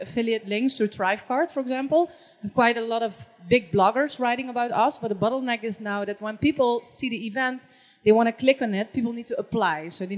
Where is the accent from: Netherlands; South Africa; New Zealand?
Netherlands; I'm from the Netherlands.